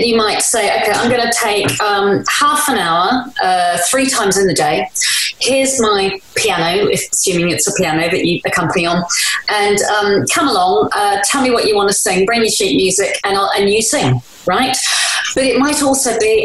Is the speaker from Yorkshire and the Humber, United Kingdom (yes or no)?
no; London, United Kingdom; the estate that I was born in Woolwich